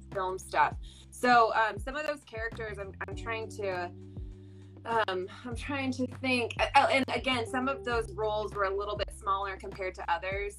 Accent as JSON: {"language": "English", "town": "Fresno", "region": "California", "country": "United States", "tie": "born or raised there", "said": "I'm from Central California, Fresno, so uh, did some local theater there"}